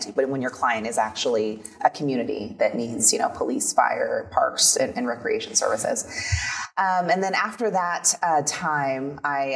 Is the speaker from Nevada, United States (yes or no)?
yes; Las Vegas, Nevada, United States; So I grew up in Las Vegas